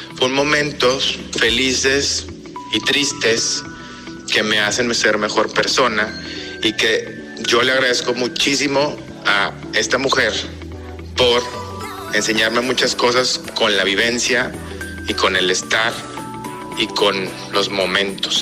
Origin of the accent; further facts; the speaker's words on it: Mexico; moved away as an adult; also born or lived in Spain / Costa Rica; yo soy mexicano.